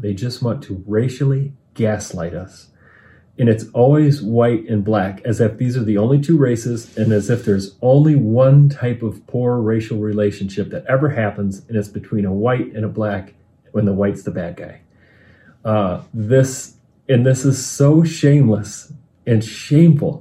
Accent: Michigan, United States; I'm from Michigan.

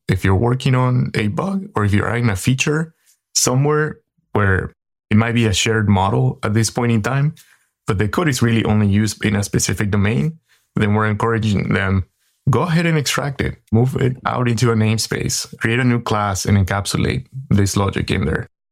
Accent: Paraguay; now in San Francisco Bay Area, United States; I am in the San Francisco Bay Area, but I'm originally from Paraguay, in South America

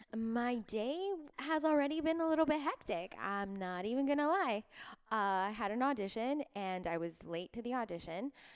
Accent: Miami, Florida, United States; now in Los Angeles, United States; I was born in Miami

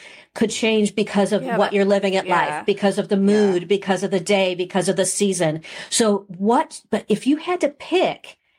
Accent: St. Louis, Missouri, United States; now in Kansas City, United States; I grew up in St. Louis.

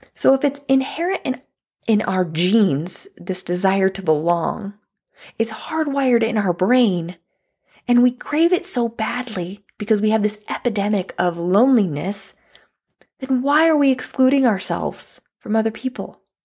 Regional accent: United States; also born or lived in California; I'm not saying I'm not an American

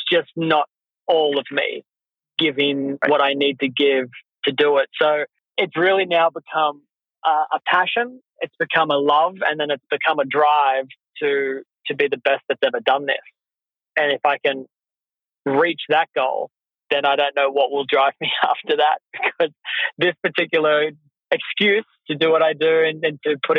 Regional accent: Australia; I'm from Australia

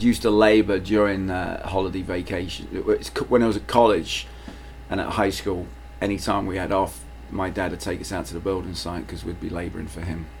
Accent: London, United Kingdom; moved away; I grew up in London.

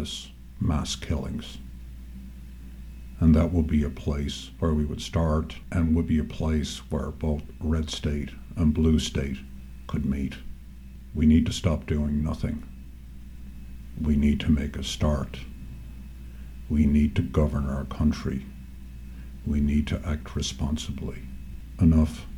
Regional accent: Ireland; also born or lived in New York State; now in New York, United States; I grew up in Ireland, in a house with a gun

